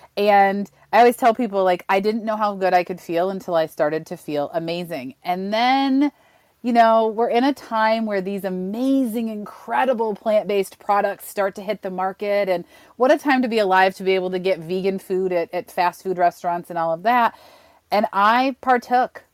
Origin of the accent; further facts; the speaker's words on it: Western New York, United States; I grew up in Western New York, home of the buffalo wing.